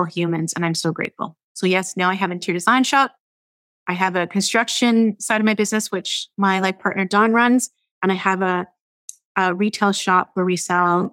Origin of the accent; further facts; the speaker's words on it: Fort Erie, Ontario, Canada; now in Vancouver, Canada; I'm a small town girl growing up in Fort Erie, Ontario, right across from you in Buffalo, New York